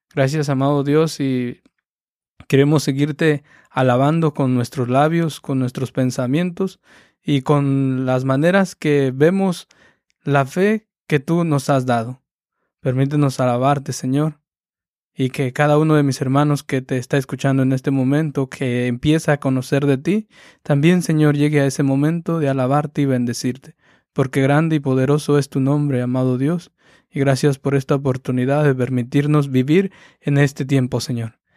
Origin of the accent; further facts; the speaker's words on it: Cherán, Michoacán, Mexico; Del mismo pueblo de allá donde yo soy, de Cherán.